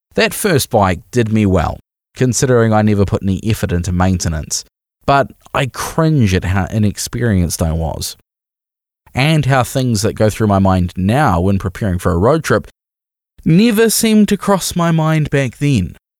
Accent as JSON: {"language": "English", "country": "New Zealand"}